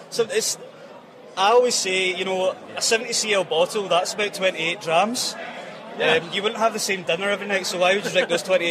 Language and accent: English; Glasgow, Scotland, United Kingdom; As I said, we are Glaswegian.